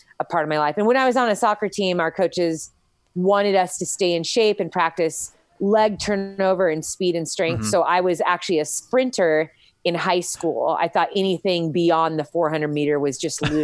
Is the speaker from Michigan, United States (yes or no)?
no; Costa Mesa, California, United States; also born or lived in Huntington Beach, California; I grew up in Costa Mesa, California.